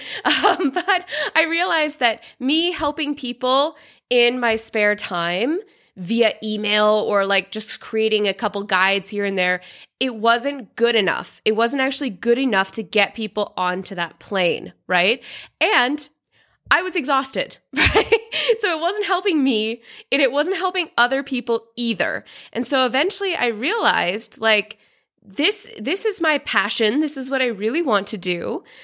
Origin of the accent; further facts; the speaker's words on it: Seattle, Washington, United States; moved away as an adult; also born or lived in China / Vietnam / Tanzania / Australia; now in Georgia; I'm originally from Seattle in the U S, but I've lived in China, Vietnam, Tanzania, Australia, and now I live in Georgia, the country, not the state